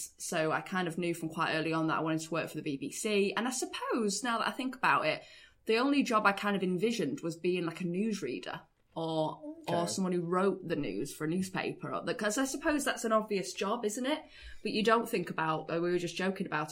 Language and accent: English; Ashton-under-Lyne, North West England, United Kingdom; From Manchester. So from Ashton-under-Lyne, a little town in Tameside in Ashton-under-Lyne.